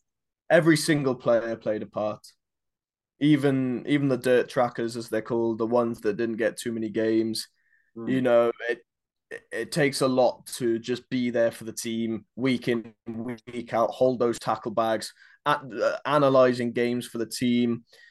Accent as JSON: {"language": "English", "country": "South Africa", "said": "very proud to be South African"}